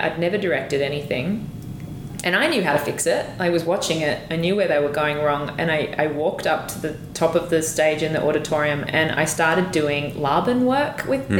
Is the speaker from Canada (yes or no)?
no; Australia; as an Australian, it would say bar.